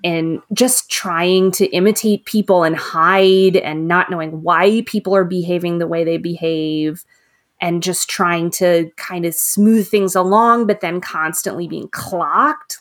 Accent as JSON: {"language": "English", "country": "United States", "said": "as an American reader"}